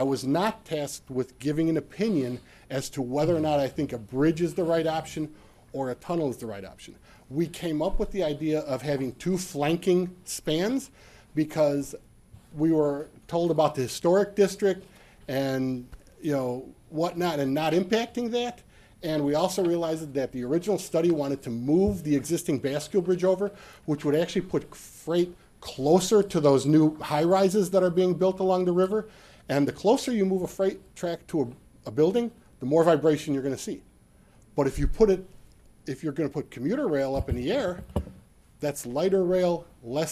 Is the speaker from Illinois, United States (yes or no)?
yes; Chicago, Illinois, United States; I'm from Chicago